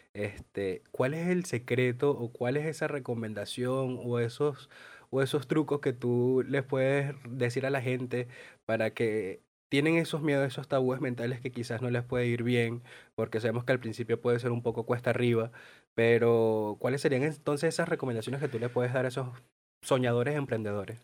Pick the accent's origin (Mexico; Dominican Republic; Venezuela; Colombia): Venezuela; now in Argentina; me incluyo como venezolanos y como emigrantes